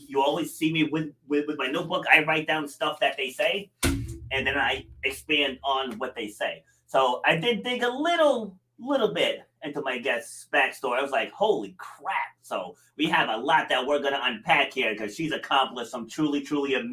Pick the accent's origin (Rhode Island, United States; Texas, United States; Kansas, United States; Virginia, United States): Rhode Island, United States; also born or lived in Far Rockaway, New York; raised up here in Little Rudy, though. So big difference from, you know, the big, fast-moving city. And I grew up in the woods in Rhode Island